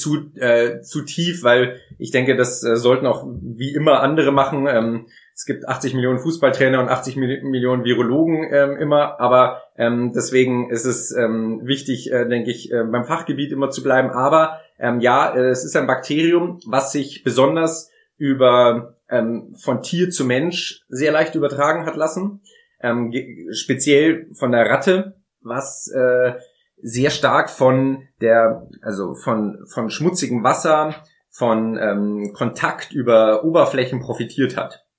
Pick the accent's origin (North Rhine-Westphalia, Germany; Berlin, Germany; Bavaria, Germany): Bavaria, Germany; Munich; in meiner Heimatstadt in München den Marienplatz